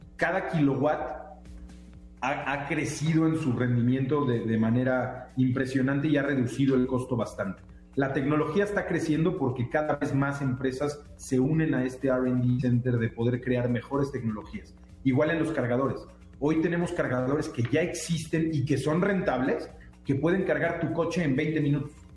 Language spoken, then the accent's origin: Spanish; Mexico; nosotros como mexicanos